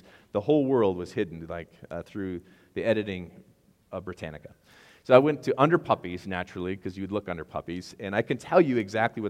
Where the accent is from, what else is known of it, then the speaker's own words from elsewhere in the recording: Wisconsin, United States; I'm from Wisconsin, and I have no idea how to say baggage without some kind of accent